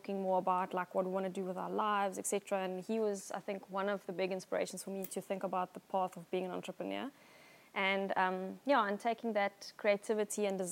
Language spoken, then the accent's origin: English; Somerset West, Western Cape, South Africa; also born or lived in Johannesburg; And then we moved to Somerset West, yeah, and I've lived here all my life